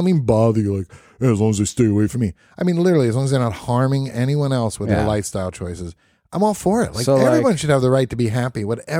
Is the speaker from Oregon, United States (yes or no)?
no; Brooklyn, New York, United States; I grew up in Brooklyn, New York.